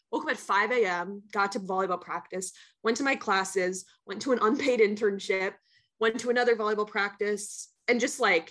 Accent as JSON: {"language": "English", "region": "Minnesota", "country": "United States", "tie": "born or raised there", "moved": "as an adult", "lives_now": "New York City, United States", "said": "my home state senator in Minnesota"}